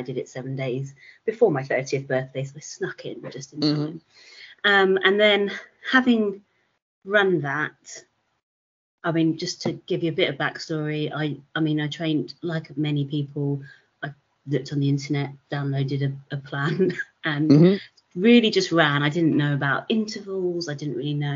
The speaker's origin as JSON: {"language": "English", "region": "London", "country": "United Kingdom", "tie": "born or raised there", "said": "London because it's my hometown."}